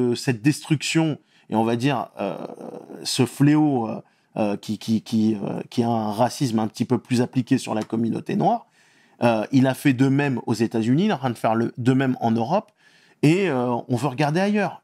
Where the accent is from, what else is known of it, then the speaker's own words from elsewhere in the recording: Antibes, Provence-Alpes-Côte d'Azur, France; moved away as an adult; also born or lived in Tunisia / Canada; now in Paris, France; Je suis né à Antibes, j'ai eu la nationalité française parce que contrairement à ce qu'on croit, on croit souvent que quand on est en France, on a la nationalité. La nationalité, je l'ai eu euh, vers 14-15 euh, ans. J'ai eu la nationalité française à 14-15 ans. J'ai très, très souvent vécu en Tunisie et on a beaucoup grandi sur la côte d'Azur